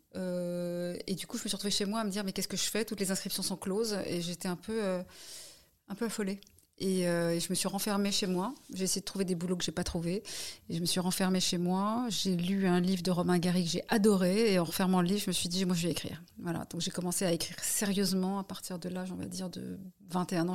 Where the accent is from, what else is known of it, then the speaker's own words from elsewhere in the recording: Paris, Île-de-France, France; also born or lived in United States; j'ai grandi à Paris. Euh, je n'ai pas grandi à côté de la Tour Eiffel, je précise. Donc j'ai grandi à Paris